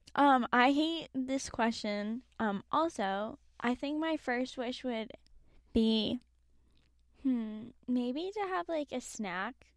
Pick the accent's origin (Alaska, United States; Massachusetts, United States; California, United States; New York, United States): Massachusetts, United States; Boston; growing up in Boston and, like, outside the city